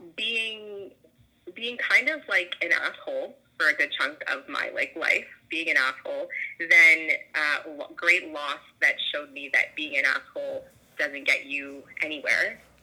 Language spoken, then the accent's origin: English; Toronto, Ontario, Canada; moved away; I currently don't live in Toronto. I'm from Toronto.